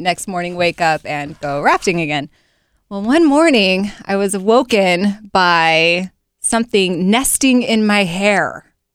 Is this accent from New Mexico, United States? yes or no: no; Provo, Utah, United States; now in Central Ohio, United States; I'm from Provo